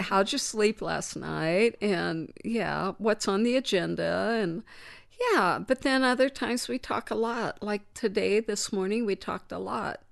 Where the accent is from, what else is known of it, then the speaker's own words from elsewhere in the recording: Danville, United States; my hometown, Danville